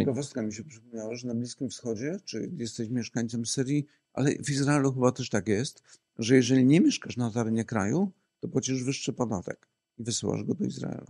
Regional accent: Poland; my też jako Polacy

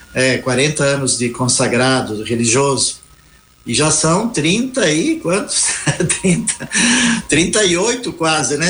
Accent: Forquilhinha, Santa Catarina, Brazil; moved away; also born or lived in São Paulo; quando eu queria ser padre lá na roça, no interior de Santa Catarina, Furquilinha

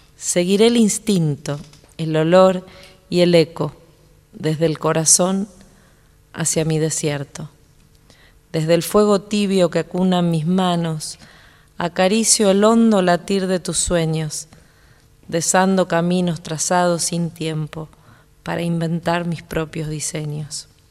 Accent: Zárate, Buenos Aires Province, Argentina; now in Buenos Aires, Argentina; mi barrio en Zárate

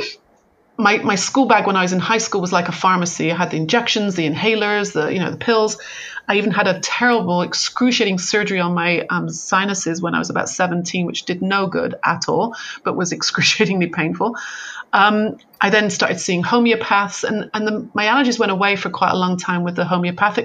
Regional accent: United Kingdom; moved away as an adult; now in California, United States; I'm very British. You know, my mother was a nurse. You only went to the doctor if your arm was falling off. You know, that's kind of how I was brought up. So when I was like moved to California

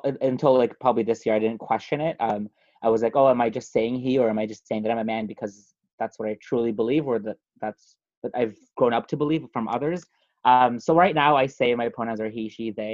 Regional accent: Pakistan; moved away; also born or lived in Afghanistan; I was born in Afghanistan, but I grew up in Pakistan. We moved to Pakistan, I would say 30 days-ish after I was born.

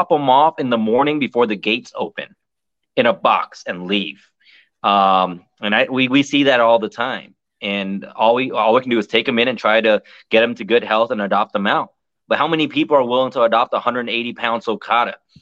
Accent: United States; As an American

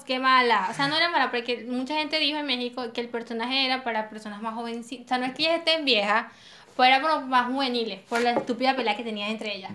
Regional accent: Venezuela; nosotros somos así, los venezolanos tenemos muchas creencias

